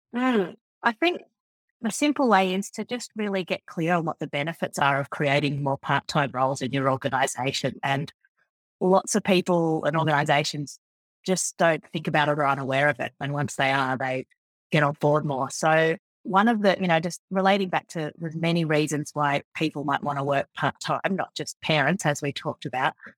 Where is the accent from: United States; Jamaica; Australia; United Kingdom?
Australia; Forbes, New South Wales; also born or lived in Sydney; I was born in a country town called Forbes out in central West, New South Wales in Australia, and I grew up on a farm out there